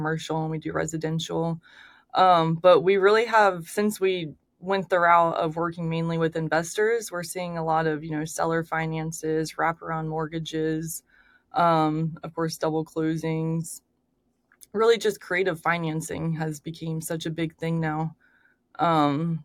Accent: Daytona Beach, Florida, United States; now in Orlando, United States; I grew up in Daytona, but I moved to Orlando when I was 15

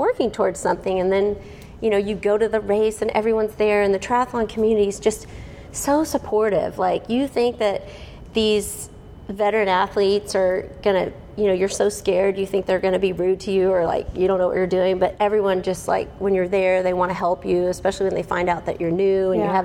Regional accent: Houston, Texas, United States; now in Frisco, United States; I grew up in Houston

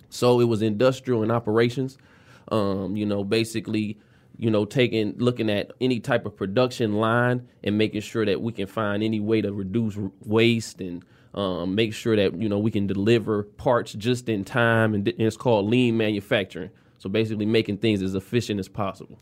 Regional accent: Detroit, Michigan, United States; I am from the West Side. I grew up off of uh, Seventh South Field and Plymouth Road

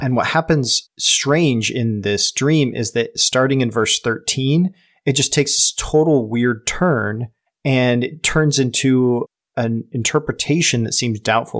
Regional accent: United States; We're not English, we're American

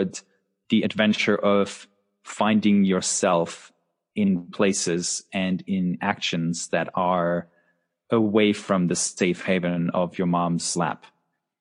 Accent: Husum, Schleswig-Holstein, Germany; I was born in the northernmost part of Germany, a town called Husum

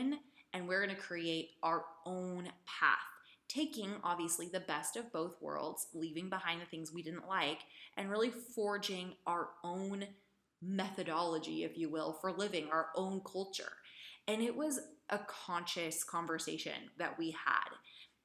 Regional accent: Idaho, United States; also born or lived in San Francisco, California; I'm from the United States, Idaho. I grew up in Idaho. I was born in San Francisco

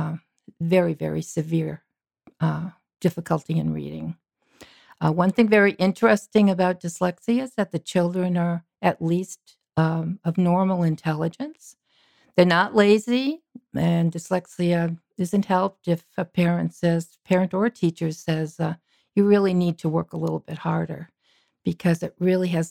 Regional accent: Massachusetts, United States; I grew up on the East Coast in Massachusetts

